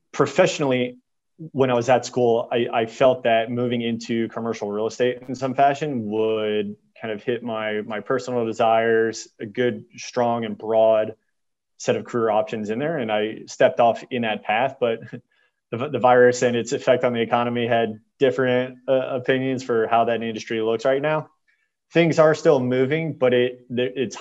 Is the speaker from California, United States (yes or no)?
no; Houston, Texas, United States; moved away as an adult; also born or lived in San Diego; originally growing up in Houston